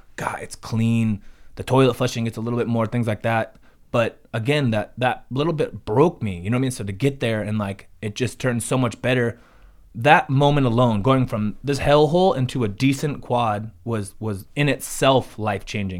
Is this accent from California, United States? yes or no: yes; Ventura County, California, United States; we're from Ventura County